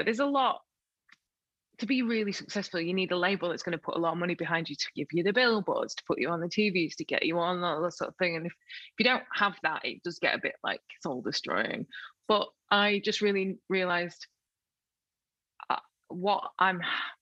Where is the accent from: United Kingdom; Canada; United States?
United Kingdom; Sheffield, Yorkshire and the Humber; also born or lived in Rotherham; I was born in Rotherham, and so grew up just outside of Sheffield, and so Sheffield was my city